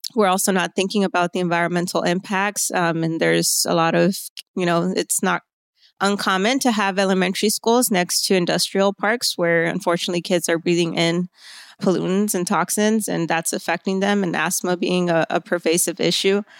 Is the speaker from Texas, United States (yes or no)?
yes; Laredo, Texas, United States; I am from Laredo, born and raised here in our hometown, um, right on the river.